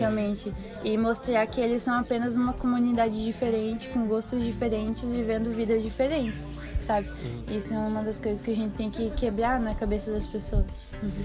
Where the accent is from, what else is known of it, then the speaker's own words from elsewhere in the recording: Santa Catarina, Brazil; eu sou de Tesbarra, Santa Catarina